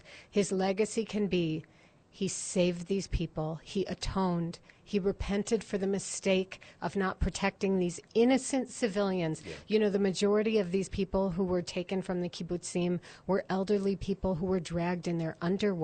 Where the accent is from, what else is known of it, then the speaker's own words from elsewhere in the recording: Chicago, Illinois, United States; now in Jerusalem, Israel; I grew up in Chicago